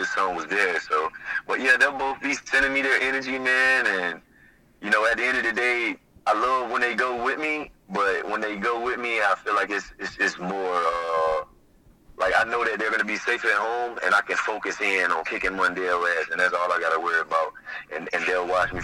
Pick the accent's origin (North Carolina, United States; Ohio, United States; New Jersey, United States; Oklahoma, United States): North Carolina, United States; Smithfield; I'm from Smithfield, you know, North Carolina, Joko, you know, full of rednecks